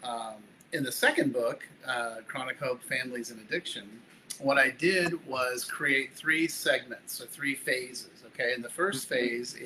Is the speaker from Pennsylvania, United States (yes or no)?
no; Palo Alto, California, United States; moved away as an adult; also born or lived in Denver, Colorado; now in Jacksonville Beach, United States; I grew up in Northern California in the little town of Palo Alto, California